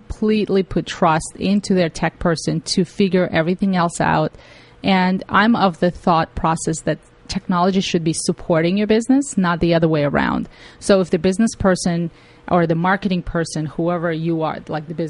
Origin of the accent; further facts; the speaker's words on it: Tajikistan; also born or lived in Russia; now in United States; I came from Tajikistan, which is part of the former Soviet Union, and we didn't have technology there.